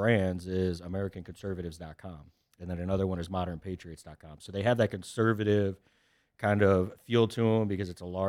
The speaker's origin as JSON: {"language": "English", "town": "Charlotte", "region": "North Carolina", "country": "United States", "tie": "born or raised there", "said": "so for me, I grew up in Charlotte in that aspect, loved it, met my wife there, girlfriend at the time."}